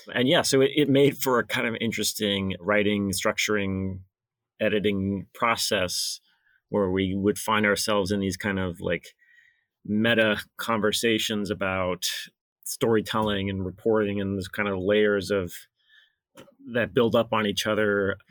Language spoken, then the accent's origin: English; Alabama, United States; moved away as an adult; now in New Hampshire, United States; I grew up in Alabama